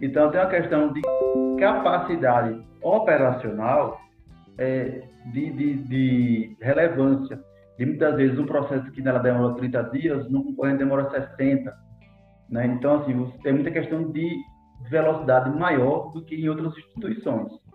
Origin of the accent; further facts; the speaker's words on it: Sergipe, Brazil; A gente é sergipano e gosta de dizer que é sergipano